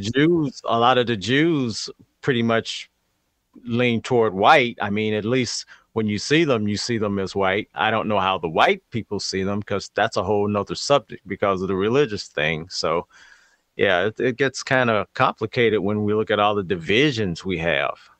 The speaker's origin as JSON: {"language": "English", "town": "St. Louis", "region": "Missouri", "country": "United States", "tie": "born or raised there", "said": "growing up in St. Louis in school"}